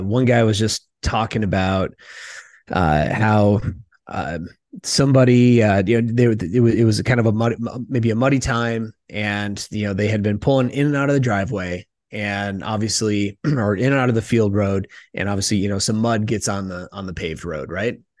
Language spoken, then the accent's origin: English; Midwest, United States; moved away; I'm from the Midwest